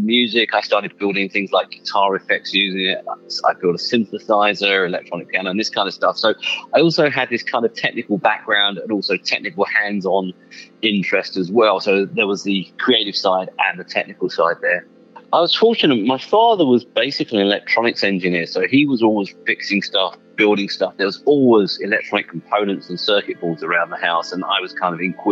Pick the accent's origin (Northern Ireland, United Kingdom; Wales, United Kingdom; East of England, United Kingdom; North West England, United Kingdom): East of England, United Kingdom; Hertfordshire; now in Los Angeles, United States; I was born and grew up about 15, 20 miles north of London, an area called Hertfordshire